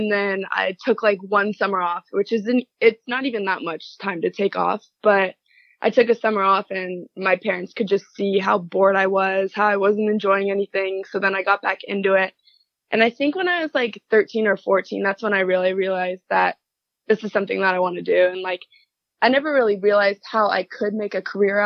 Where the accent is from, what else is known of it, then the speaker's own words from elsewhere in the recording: Garden Grove, California, United States; I am from Garden Grove, California, which is Southern California